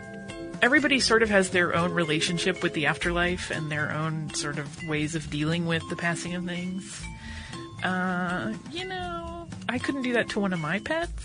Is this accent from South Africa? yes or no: no; North Carolina, United States; now in Amsterdam, Netherlands; I'm actually from North Carolina, home of the Wrights, but have been living in Amsterdam for the past 3 years.